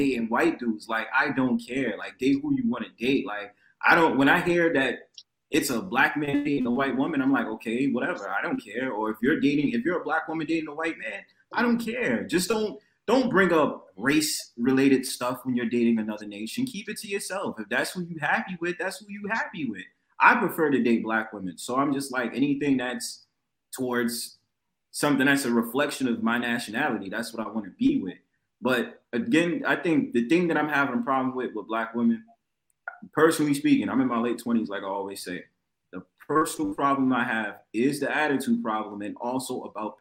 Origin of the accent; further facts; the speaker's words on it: New York, United States; I'm from New York, right? I live in New York